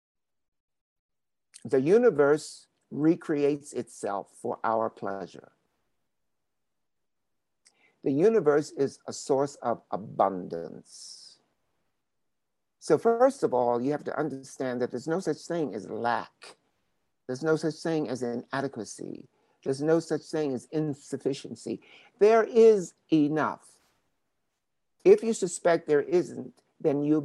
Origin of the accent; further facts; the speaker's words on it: Baltimore, Maryland, United States; moved away as an adult; also born or lived in New York; I grew up in Baltimore, Maryland